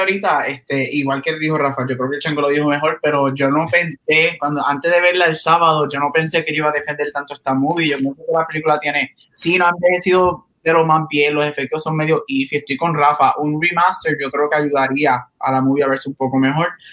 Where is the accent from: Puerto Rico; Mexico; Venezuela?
Puerto Rico; estábamos como buen puertorriqueño